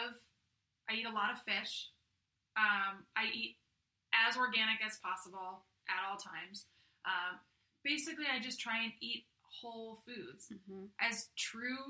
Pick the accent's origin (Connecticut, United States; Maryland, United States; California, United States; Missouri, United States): Connecticut, United States; Simsbury; also born or lived in Staten Island, New York; I grew up in Connecticut. I grew up in Simsbury, which is in the northwestern part